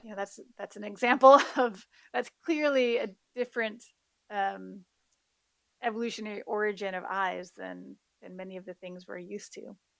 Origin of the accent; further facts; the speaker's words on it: Midwest, United States; now in Hawaii, United States; growing up in the Midwest